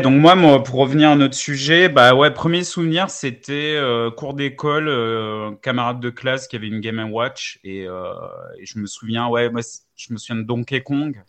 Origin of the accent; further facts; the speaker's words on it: south-east France, France; je suis sud-est de la France